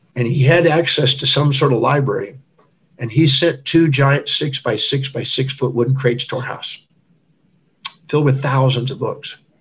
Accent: Houston, Texas, United States; I was born in 1954 in Houston, Texas

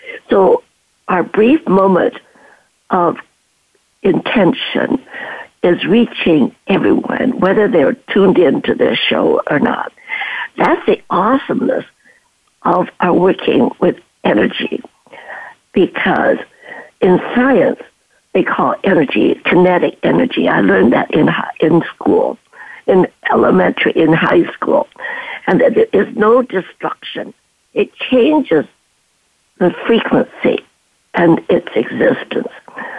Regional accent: China; also born or lived in Canada; now in Stanford, United States; I am a refugee from World War II, from China to Canada, and had my education, my nursing, and came down here to Stanford

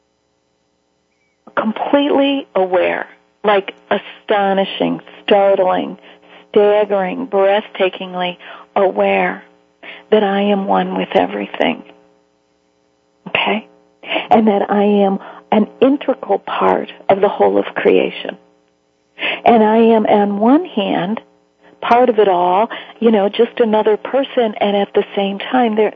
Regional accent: Chicago, Illinois, United States; I'm from Chicago

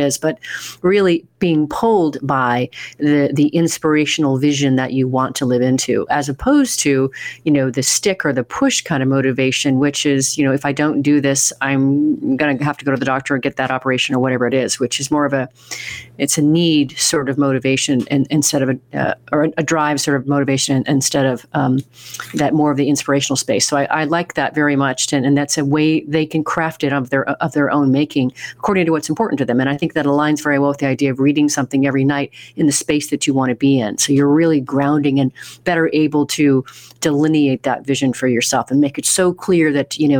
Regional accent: Oregon, United States; moved away; I'm from Oregon originally

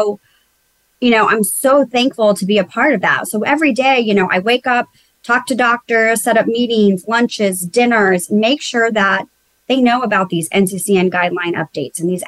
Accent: South Texas, United States; now in Houston, United States; I'm originally from South Texas.

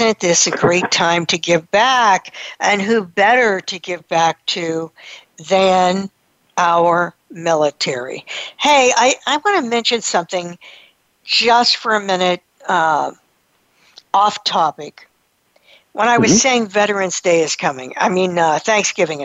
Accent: United States; we're American

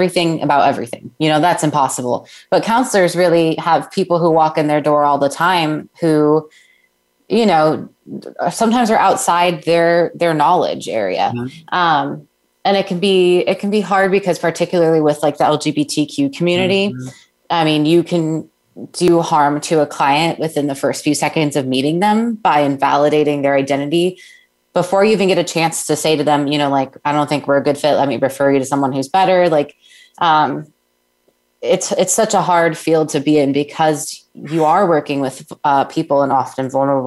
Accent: Winter Springs, Florida, United States; I did grow up in Florida. I grew up in Winter Springs

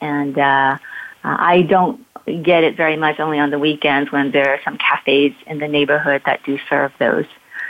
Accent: Hong Kong; now in Palo Alto, United States; I grew up in Hong Kong

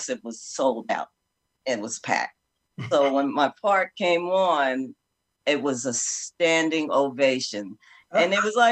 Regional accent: New York City, New York, United States; a young girl growing up in the Bronx

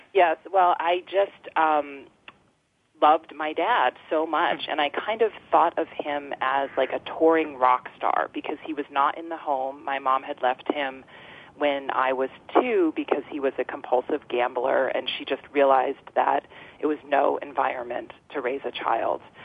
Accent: Freedom, Maine, United States; also born or lived in Boston; I was um, born in Freedom um, at home in this farmhouse in 1976

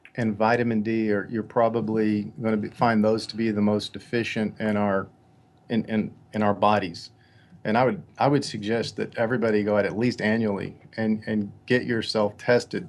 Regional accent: Katy, Texas, United States; I grew up on two acres in uh, Katy, Texas

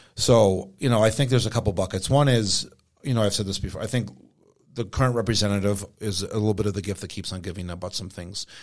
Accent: United States; I grew up on Indian reservation

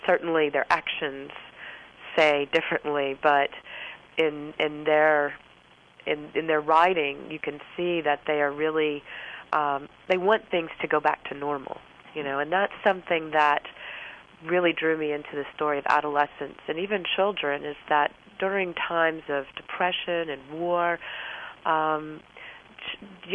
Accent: Florence, Alabama, United States; I'm from Florence, Alabama

